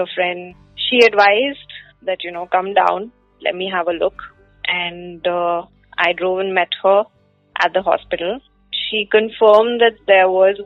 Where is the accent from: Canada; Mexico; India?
India; Ahmedabad, Gujarat; I'm from Ahmedabad